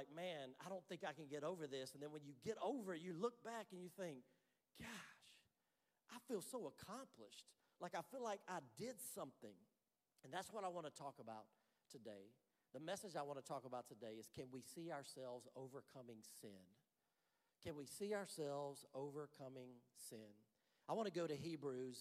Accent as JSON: {"language": "English", "region": "Louisiana", "country": "United States", "tie": "born or raised there", "also_born_or_lived": "North Carolina", "moved": "yes", "said": "I grew up in Louisiana, so I'm from the deep south. We moved to North Carolina, and though it was north, it's still the south."}